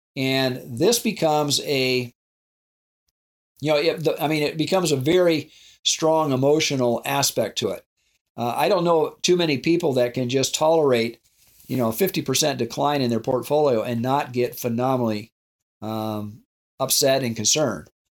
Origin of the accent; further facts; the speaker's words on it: South Dakota, United States; I grew up in South Dakota on a ranch